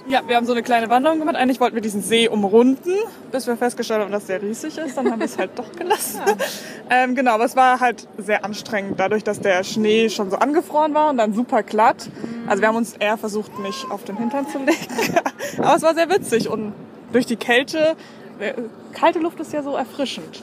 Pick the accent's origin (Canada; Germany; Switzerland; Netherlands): Germany; Baden-Württemberg; bei uns in Baden-Württemberg